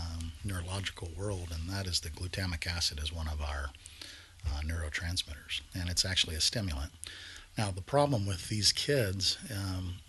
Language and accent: English; Texas, United States; as Texans, we like beef